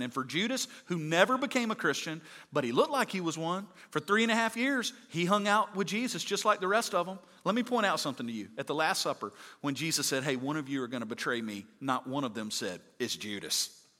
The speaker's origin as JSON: {"language": "English", "region": "Mississippi", "country": "United States", "said": "I'm from Mississippi"}